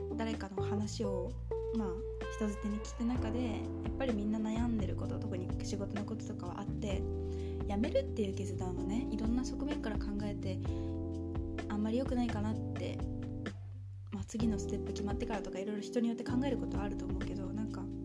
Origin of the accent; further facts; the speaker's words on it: Gunma, Japan; 私群馬出身なんですけど